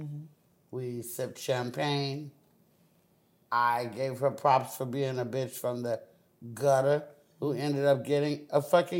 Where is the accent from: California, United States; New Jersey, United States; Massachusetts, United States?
California, United States; Oakland; I'm from Oakland, motherfucking California.